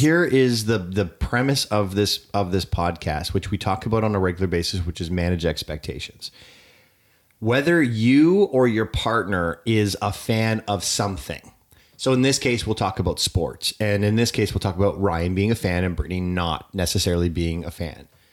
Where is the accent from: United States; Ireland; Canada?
Canada; I am Canadian